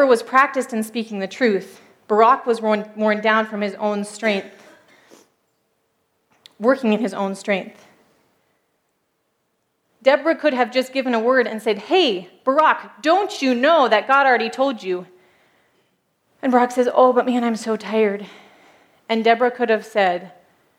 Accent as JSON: {"language": "English", "country": "United States", "tie": "born or raised there", "moved": "as an adult", "lives_now": "Turkey", "said": "I grew up as an American"}